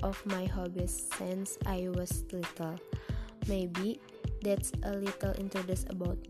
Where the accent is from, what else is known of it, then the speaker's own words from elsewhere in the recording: Cimahi, West Java, Indonesia; I was born in Cimahi, March 27, 2005.